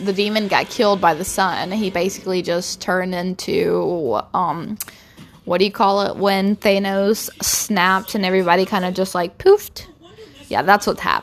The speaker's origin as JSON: {"language": "English", "country": "Brazil", "second_language": "English", "said": "I'm not, you know, American native. I'm actually from Brazil"}